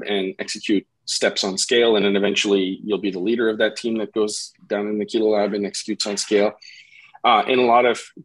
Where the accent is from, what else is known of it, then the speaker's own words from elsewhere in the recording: about an hour outside Montreal, Quebec, Canada; moved away as an adult; now in New Jersey, United States; I grew up about an hour outside Montreal, so it's not my hometown